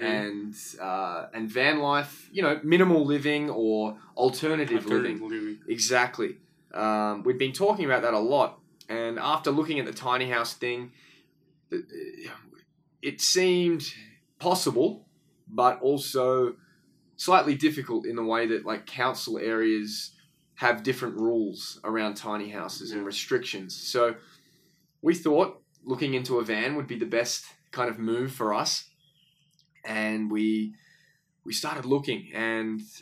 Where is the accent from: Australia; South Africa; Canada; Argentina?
Australia; moved away as an adult; also born or lived in Boston, United States; I am from Australia, but the last nearly 6 years I've been actually living in America. So I moved to America when I was about 23.